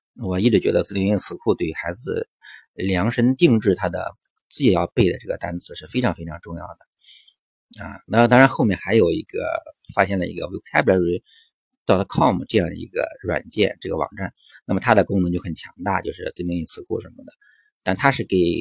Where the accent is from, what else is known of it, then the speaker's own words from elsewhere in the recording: China; 我们中国的孩子